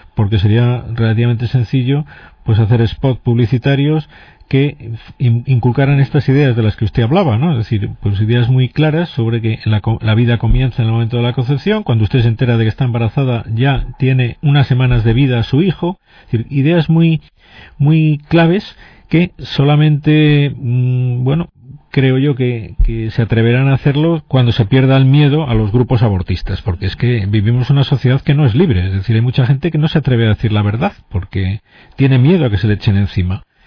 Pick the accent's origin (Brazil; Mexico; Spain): Spain